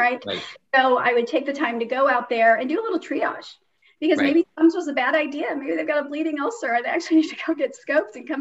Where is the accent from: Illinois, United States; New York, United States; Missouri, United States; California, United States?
Missouri, United States; St. Louis; also born or lived in Iran / Kansas; I grew up in St. Louis, Missouri. And then when I was six, I had the opportunity to move to Iran